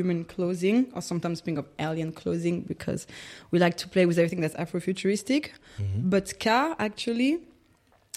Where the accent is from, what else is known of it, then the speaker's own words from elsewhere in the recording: Toulouse, Occitania, France; English is a second language; moved away as an adult; also born or lived in Paris; now in Berlin, Germany; I was born in Paris, but I grew up in Toulouse